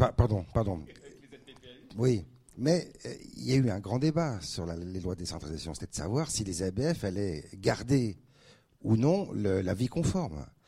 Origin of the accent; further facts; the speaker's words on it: Paris, Île-de-France, France; moved away as an adult; also born or lived in Aix-en-Provence / Dijon; now in Reims, France; je suis parisien du 5e arrondissement. J'étais au lycée Rodin à la Mouffetard